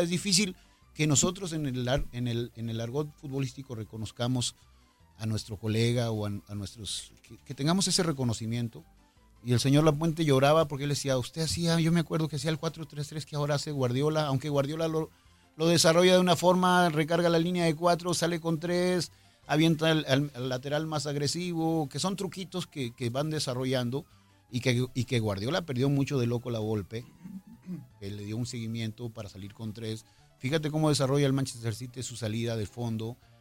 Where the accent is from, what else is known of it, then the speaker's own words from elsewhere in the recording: Mexico; Somos mexicanos